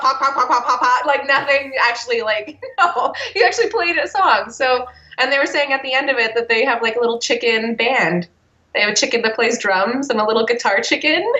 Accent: Canada; moved away; also born or lived in Texas; I'm not your only Canadian friend.

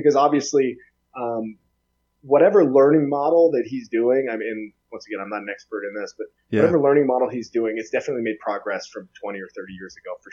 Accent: Soldotna, Alaska, United States; born or raised there; accent: Southern; moved away as an adult; also born or lived in Lafayette, Louisiana / Kenai, Alaska / Boise, Idaho

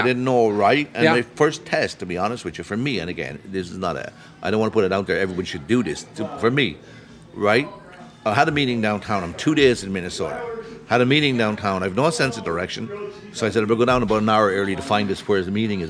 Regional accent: Ireland; I'm from Ireland. That helped.

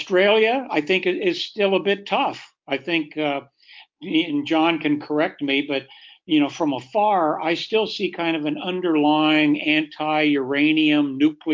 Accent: United States; being an American

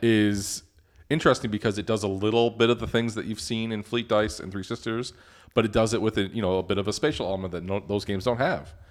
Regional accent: Detroit, Michigan, United States; Ben and I grew up in Detroit

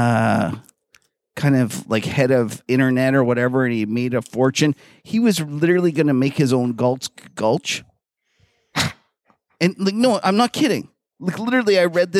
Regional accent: Canada; we're Canadian

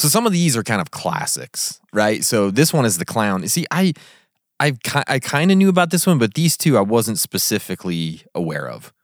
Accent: Kamas, Utah, United States; also born or lived in Vernal, Utah; I grew up in a place called Camas, Utah

